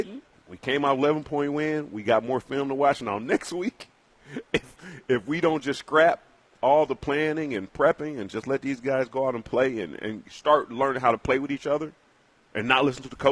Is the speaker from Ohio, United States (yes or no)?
yes; Twinsburg, Ohio, United States; Even being from Twinsburg